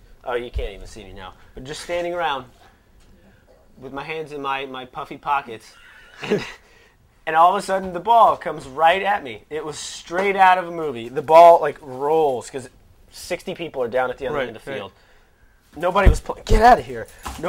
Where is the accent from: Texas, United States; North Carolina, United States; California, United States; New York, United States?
Texas, United States; San Antonio; I grew up in San Antonio.